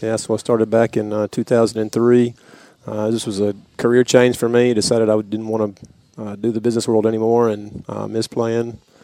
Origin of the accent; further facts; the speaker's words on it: East Tennessee, United States; also born or lived in DeWittville, New York; I moved to East Tennessee when I was in uh, fourth grade